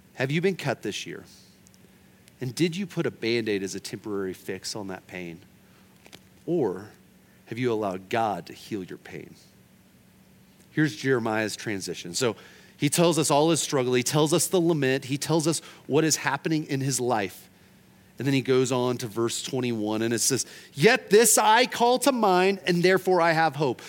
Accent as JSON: {"language": "English", "region": "Oklahoma", "country": "United States", "said": "I'm from Oklahoma"}